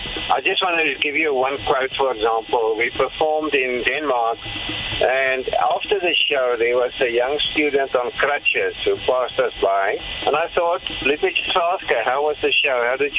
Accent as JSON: {"language": "English", "country": "Canada", "said": "I come from Canada. We've been touring Canada twice already."}